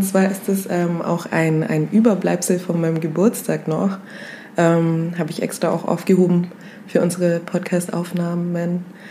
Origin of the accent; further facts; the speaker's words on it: Kenya; moved away; wo kommst du her? Dann sage ich Kenia